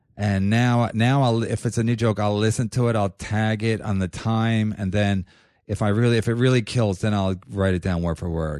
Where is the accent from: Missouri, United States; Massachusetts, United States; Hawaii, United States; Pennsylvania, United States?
Pennsylvania, United States; Philadelphia; also born or lived in Los Angeles; now in New York, United States; I'm from Philadelphia